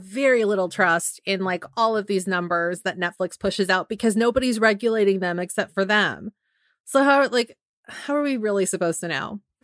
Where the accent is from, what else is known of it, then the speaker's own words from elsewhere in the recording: San Francisco, California, United States; something that's very near and dear to my hometown, the city